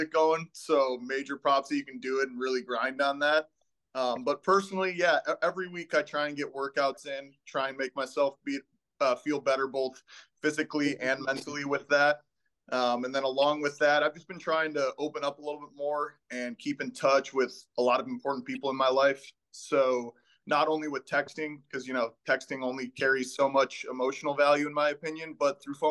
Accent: Barrington, Illinois, United States; my hometown

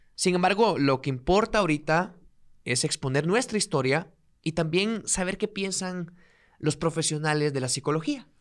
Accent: Guatemala; yo soy de un pueblo o soy de provincia, si algún día lo escuchan en otro país, pues soy de un pueblo, soy de provincia.

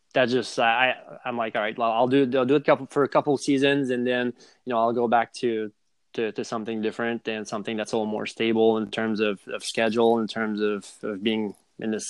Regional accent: Montreal, Quebec, Canada; moved away as an adult; also born or lived in South Jersey; I grew up in Montreal, Canada

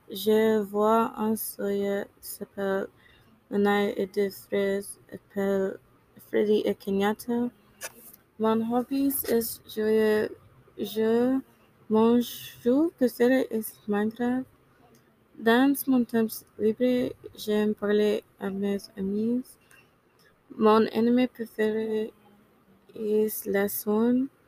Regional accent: Kansas City, Missouri, United States; French is a second language; J'ai 15 ans. et Je viens de Kansas City, Missouri. Je suis une belle fille afro-américaine.

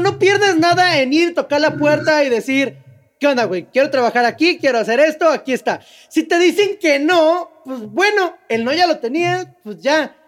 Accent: Mexico; yo soy de México

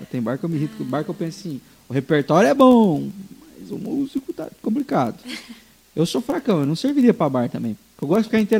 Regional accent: Rio Branco, Acre, Brazil; moved away as an adult; also born or lived in Lages; now in Araquari, Brazil; Eu sou de Rio Branco, da capital.

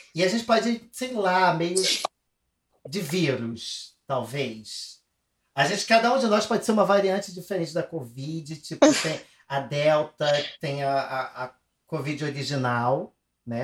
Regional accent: Brazil; a gente, como brasileiro

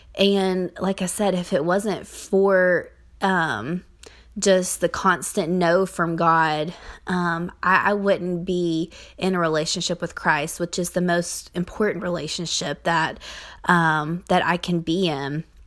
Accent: Kentucky, United States; I grew up in the Bible Belt of Kentucky

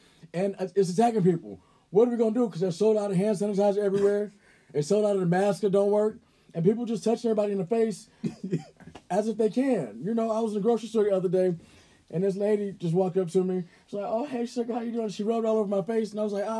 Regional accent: Atlanta, Georgia, United States; Y'all know I'm from Atlanta, so I might be a little hood

